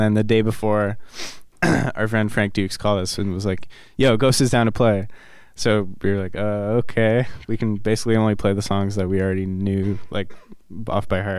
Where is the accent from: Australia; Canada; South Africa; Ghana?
Canada; Ottawa, Ontario; I'm actually from Ottawa